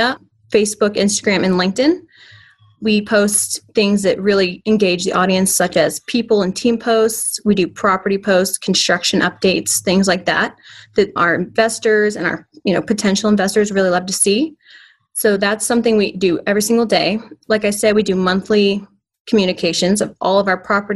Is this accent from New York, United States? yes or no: no; Ponte Vedra Beach, Florida, United States; moved away as an adult; also born or lived in Charlotte, North Carolina; I grew up in Ponte Vedra Beach, Florida